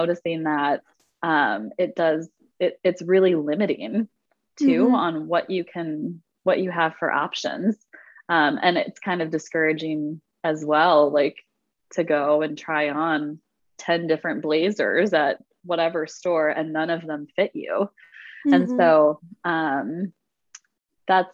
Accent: Wisconsin, United States; growing up in Wisconsin in the middle of winter

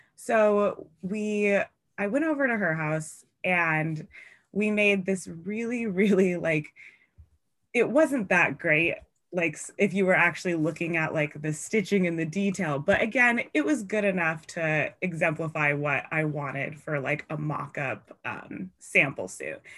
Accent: Seattle, Washington, United States; I'm from Seattle

